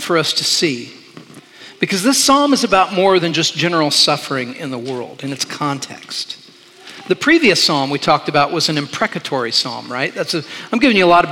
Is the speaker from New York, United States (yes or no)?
no; Indiana, United States; moved away; I grew up in Indiana